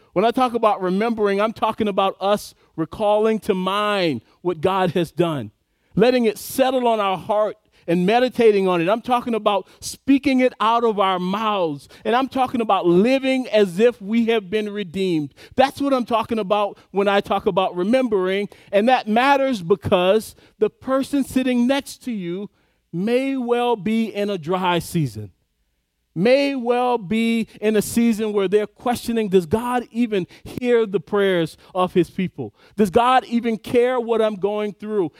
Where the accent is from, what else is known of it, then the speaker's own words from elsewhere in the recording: the South, United States; I grew up in the South